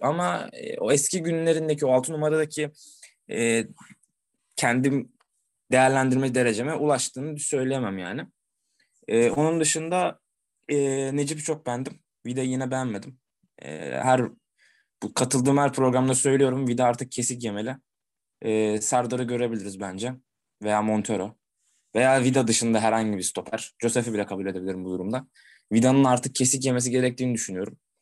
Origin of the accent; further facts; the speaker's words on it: Sakarya, Turkey; Kendi memleketimin takımı